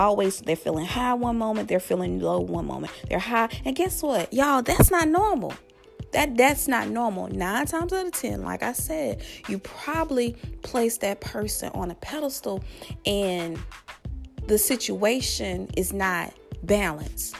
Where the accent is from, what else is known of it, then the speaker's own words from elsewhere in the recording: Louisiana, United States; my home state of Louisiana